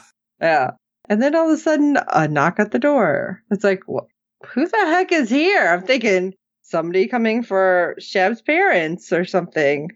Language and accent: English; Illinois, United States; growing up in Illinois